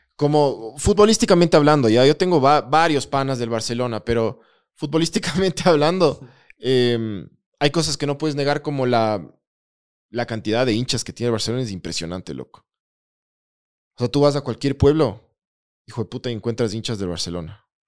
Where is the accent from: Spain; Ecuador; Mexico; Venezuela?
Ecuador; antes que ecuatoriano, soy liguista